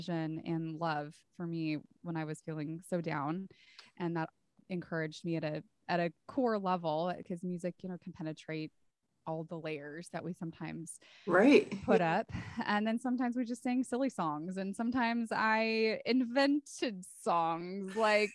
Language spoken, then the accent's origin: English; Santa Cruz, California, United States; now in San Antonio, United States; So I grew up in Santa Cruz, California, and I now live in San Antonio, Texas